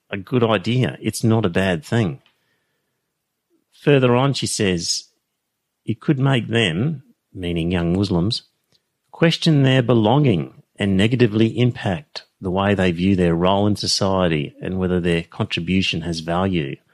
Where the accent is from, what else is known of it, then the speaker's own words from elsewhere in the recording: Australia; it didn't conflict with being raised Australian